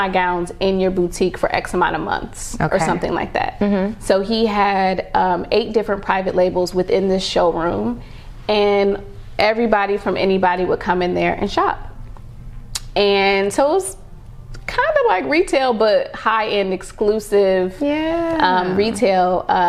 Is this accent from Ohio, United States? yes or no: yes; Ohio, United States; moved away; also born or lived in New York; And I came from Ohio, but I knew that I wanted more.